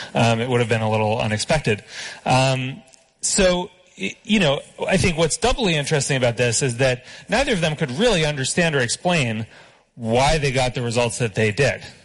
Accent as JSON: {"language": "English", "country": "United States", "said": "I'm an American"}